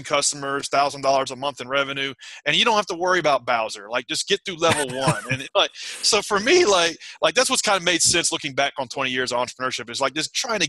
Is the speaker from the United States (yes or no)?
yes; outside of Nashville, Middle Tennessee, United States; I grew up in Middle Tennessee, mm-hmm, outside of Nashville, Tennessee